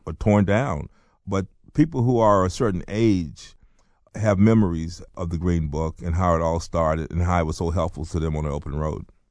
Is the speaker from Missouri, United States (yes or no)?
no; North Carolina, United States; also born or lived in Baltimore; I was born in Baltimore, but I grew up in North Carolina